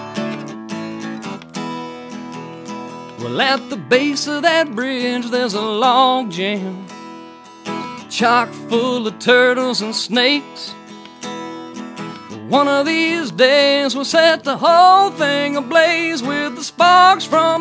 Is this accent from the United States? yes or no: yes; Attala County, Mississippi, United States; I am born and bred in Tyler County, Mississippi, a small town called Salus